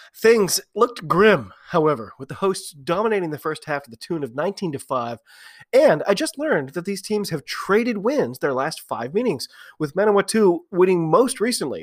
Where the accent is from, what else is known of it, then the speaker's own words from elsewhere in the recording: United States; I'm an American rugby fan